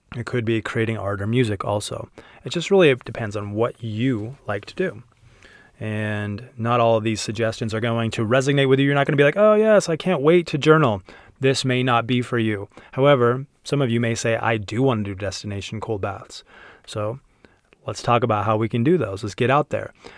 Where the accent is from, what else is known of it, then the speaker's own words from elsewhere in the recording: Utah, United States; growing up in Utah